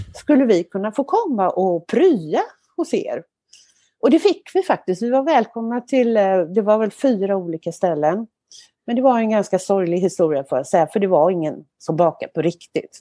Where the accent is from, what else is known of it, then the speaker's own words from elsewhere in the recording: Kungälv, Västra Götaland, Sweden; moved away; also born or lived in Mölndal / Marstrand / Stockholm; Men uppvuxen då mina första år i Kungälv